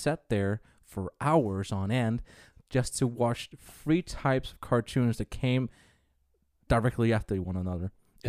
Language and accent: English; Sweden; now in New Zealand; It's kind of funny that I've been living here since in 1994. I'm originally from Sweden. So I should know these things.